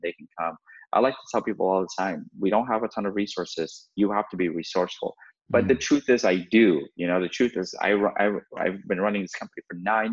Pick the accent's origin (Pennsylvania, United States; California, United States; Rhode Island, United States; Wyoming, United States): California, United States; Redondo Beach; Growing up in Redondo Beach and like going to Manhattan Beach High School